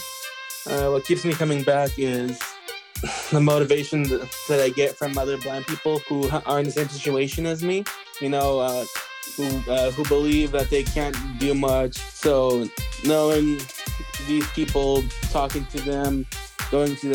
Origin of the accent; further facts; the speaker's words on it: West Sacramento, California, United States; I am from West Sacramento, California.